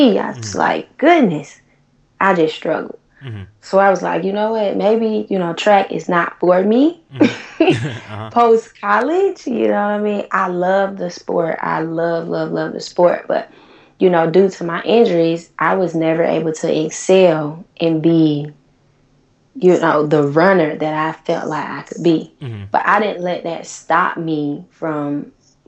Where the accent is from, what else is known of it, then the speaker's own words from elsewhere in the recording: Tallahassee, Florida, United States; moved away as an adult; also born or lived in Atlanta / North Carolina; now in Los Angeles, United States; growing up in Tallahassee, which is a small college town